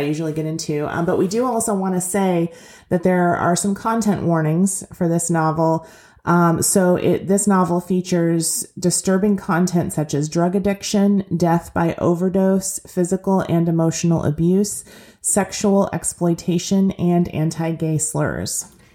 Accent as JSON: {"language": "English", "region": "Kentucky", "country": "United States", "tie": "born or raised there", "said": "I grew up in Kentucky, but not technically in Appalachia, not in coal mining country"}